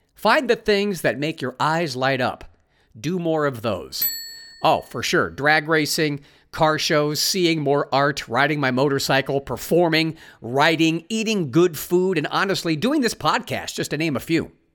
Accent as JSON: {"language": "English", "region": "Ohio", "country": "United States", "tie": "born or raised there", "also_born_or_lived": "California", "moved": "as an adult", "said": "having moved from my home state of Ohio to California. Lived there for twenty-four years, made new friends in California, and then moved back to Ohio"}